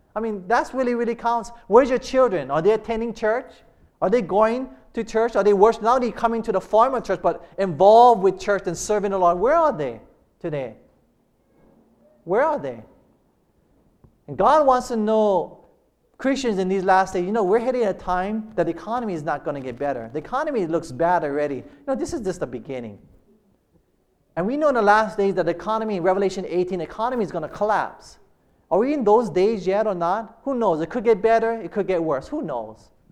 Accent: Hilo, Hawaii, United States; we grew up in plantation in Hilo.

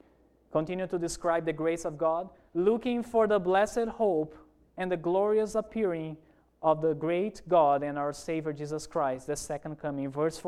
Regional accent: Amazonas, Brazil; English is a second language; Remember when I told you that I grew up in Amazon, in a city there? Remember that? Let me tell you about Amazon.

